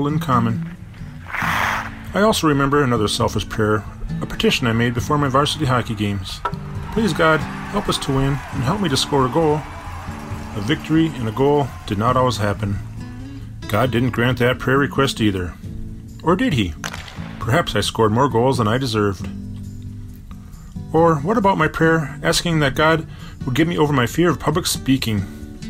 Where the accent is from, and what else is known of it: Bloomington, Minnesota, United States; born or raised there